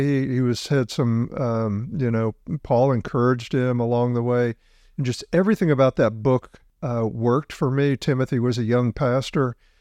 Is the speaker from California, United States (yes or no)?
no; South Mississippi, United States; I grew up in South Mississippi